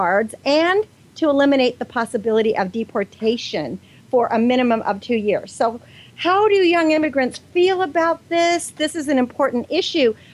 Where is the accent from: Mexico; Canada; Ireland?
Mexico; also born or lived in San Diego, California; now in United States; I am from Mexico.